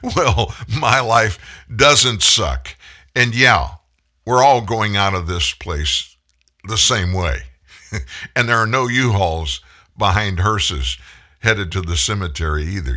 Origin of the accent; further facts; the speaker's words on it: Lafayette, Louisiana, United States; I grew up in Lafayette